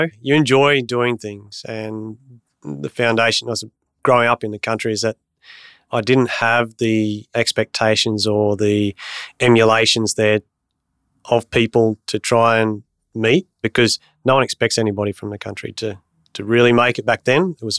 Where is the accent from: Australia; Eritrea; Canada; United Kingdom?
Australia; Bundaberg, Queensland; also born or lived in Bunbury; I grew up in Bundaberg, born in Bunbury.